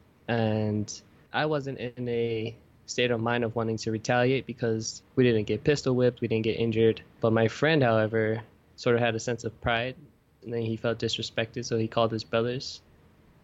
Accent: Oakland, California, United States; now in New York City, United States; growing up in Oakland

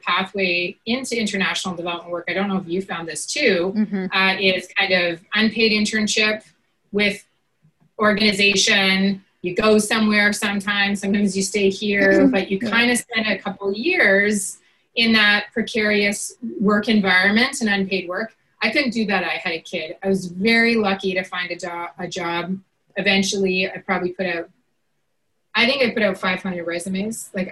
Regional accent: Grande Prairie, Alberta, Canada; moved away as an adult; also born or lived in Saskatchewan / Peterborough, Ontario; our home in Grand Prairie, Alberta, Northern Alberta

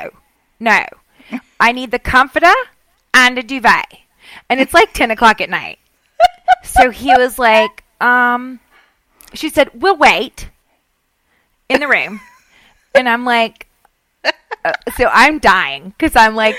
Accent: Southern, United States; accent: Southern; my Southern accent

